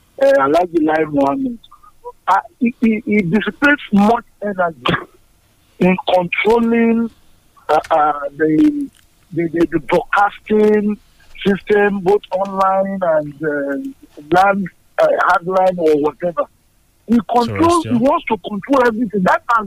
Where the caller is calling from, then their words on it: Madagascar; I'm calling from Madagascar.